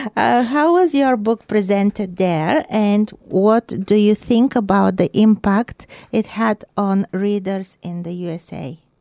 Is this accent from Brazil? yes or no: no; Bulgaria; now in Christchurch, New Zealand; my home country, Bulgaria